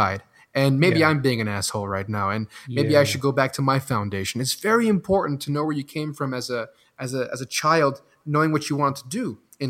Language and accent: English; Belgium; first language French; English is a second language; moved away; also born or lived in Los Angeles, United States; I was born in LA and I was raised in Belgium